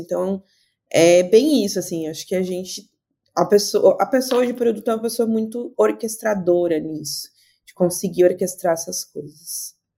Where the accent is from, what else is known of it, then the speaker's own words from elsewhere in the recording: Blumenau, Santa Catarina, Brazil; now in Porto Alegre, Brazil; sou de Blumenau, Santa Catarina, mas estou em Porto Alegre